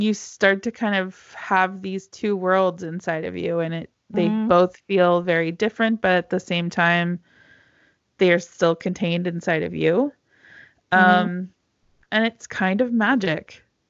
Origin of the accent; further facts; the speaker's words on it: United States; moved away as an adult; now in Czech Republic; I'm an American. And so, you know, we didn't grow up with the opportunity to really learn another language until the age of like 14, 16.